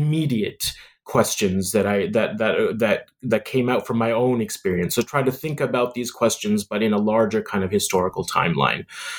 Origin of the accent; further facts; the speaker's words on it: Canada; It has a lot to do with being a Muslim in the West, in growing up in Canada, a Muslim minority.